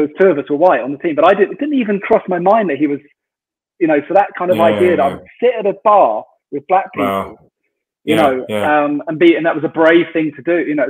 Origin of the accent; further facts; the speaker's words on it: Royal Tunbridge Wells, South East England, United Kingdom; I come from Royal Tunbridge Wells